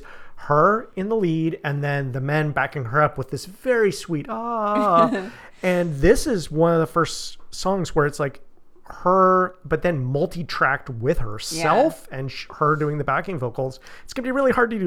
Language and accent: English; United States; I am an American man born in the 20th century, and I was raised to be stoic